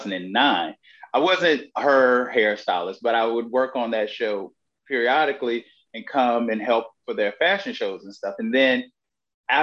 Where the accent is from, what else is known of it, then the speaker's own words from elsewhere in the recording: Virginia, United States; moved away as an adult; I grew up in Herb, Virginia